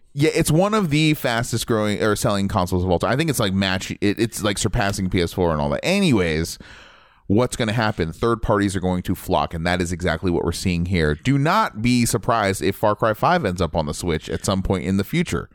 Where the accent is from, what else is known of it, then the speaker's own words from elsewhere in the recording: Ohio, United States; moved away; I was from Ohio